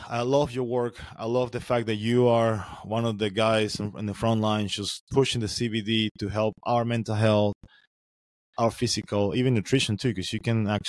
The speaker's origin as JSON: {"language": "English", "country": "Venezuela", "moved": "yes", "said": "I'm from Venezuela originally. That's why I got a sexy accent."}